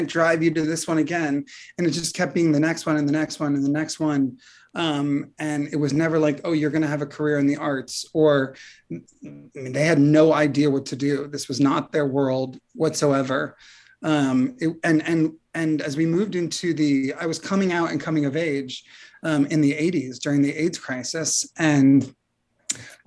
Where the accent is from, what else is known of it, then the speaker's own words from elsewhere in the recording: Pacifica, California, United States; my hometown of Pacifica, California, a small surfer town in the San Francisco Bay Area